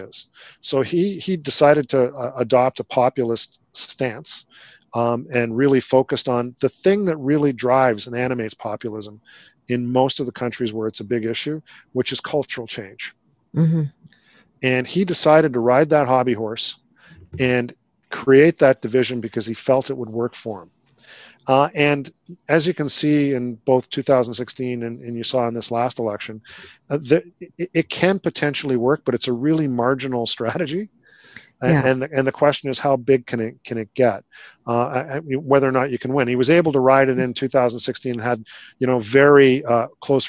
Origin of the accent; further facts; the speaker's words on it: Canada; as a Canadian